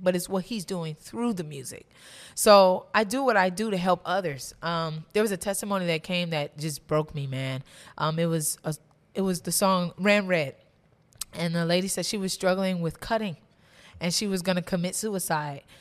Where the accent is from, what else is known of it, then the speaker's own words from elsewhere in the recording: Maple Heights, Ohio, United States; also born or lived in Cleveland, Ohio; I grew up mostly in Maple Heights, Ohio.